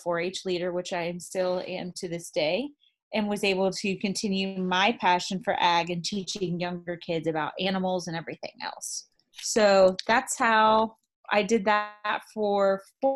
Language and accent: English; near Zephyrhills, Florida, United States; growing up so close to Zephyr Hills